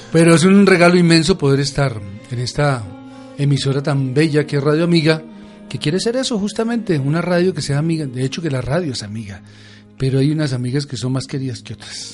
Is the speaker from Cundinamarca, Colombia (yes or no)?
yes; Villapinzón, Cundinamarca, Colombia; moved away; siempre regreso a mi pueblo